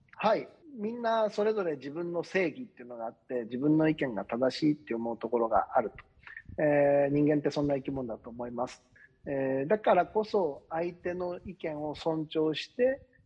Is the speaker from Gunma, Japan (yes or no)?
no; Osaka, Japan; 私自分のふるさと